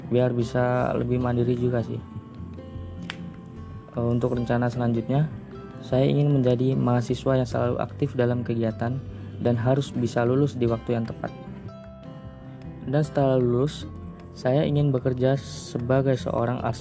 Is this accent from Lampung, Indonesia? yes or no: yes; Way Kanan, Lampung, Indonesia; Saya berasal dari Provinsi Lampung, tepatnya di Kabupaten Waikanan.